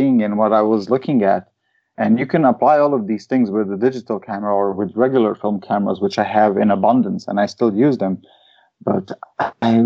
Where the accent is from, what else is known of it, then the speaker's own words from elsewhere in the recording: Slovenia; My hometown used to be a partner of the capital of culture or something like that, which was Maribor, the second biggest city in Slovenia